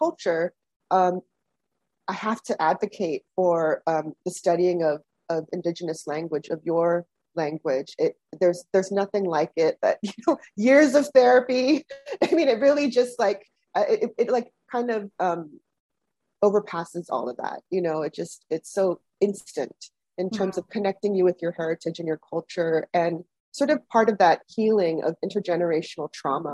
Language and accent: English; Dededo, Guam; moved away as an adult; now in Oahu, United States; I'm from Dedido, Guahan